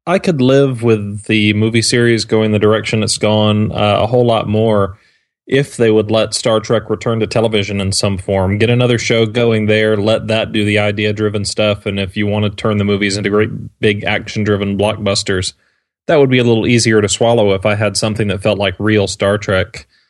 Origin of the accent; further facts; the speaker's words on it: Georgia, United States; my home state of Georgia, in Atlanta